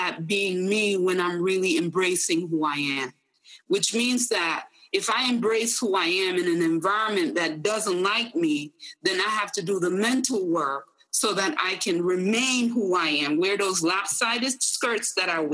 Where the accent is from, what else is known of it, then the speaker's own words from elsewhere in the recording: Jamaica; who I was as a Jamaican woman